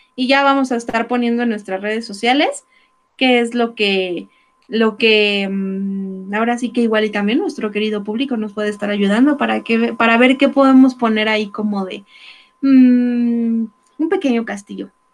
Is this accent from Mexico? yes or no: yes; Mexico; cómo somos los mexicanos